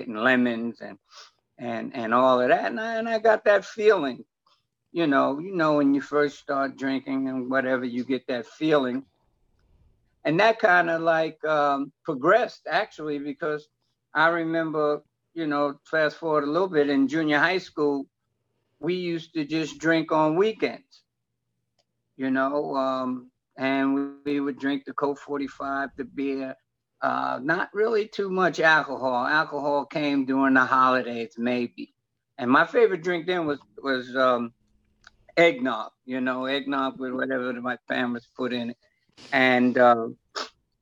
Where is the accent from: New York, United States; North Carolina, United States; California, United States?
New York, United States; New York City; born and raised in New York, up in Harlem